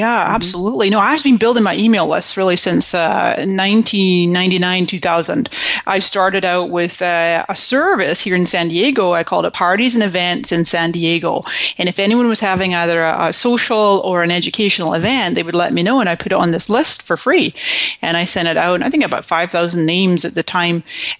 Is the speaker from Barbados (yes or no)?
no; Scotland, United Kingdom; also born or lived in Canada; now in United States; And so I came to this country in 1999 from Scotland, mm-hmm. and before that I was born in Canada.